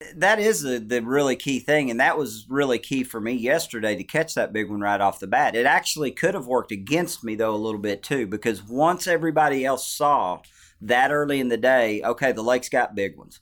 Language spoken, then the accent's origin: English; Arkansas, United States; also born or lived in Table Rock Lake; growing up in Arkansas